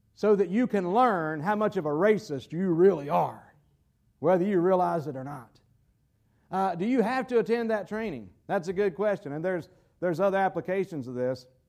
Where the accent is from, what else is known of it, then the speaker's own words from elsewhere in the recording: United States; as an American citizen